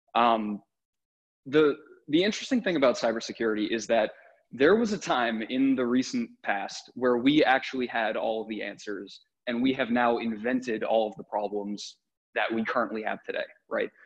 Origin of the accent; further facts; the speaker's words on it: New England, United States; I grew up in New England